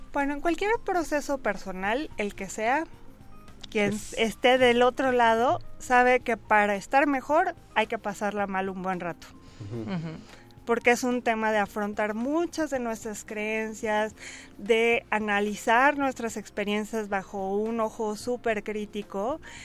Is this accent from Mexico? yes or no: yes; Mexico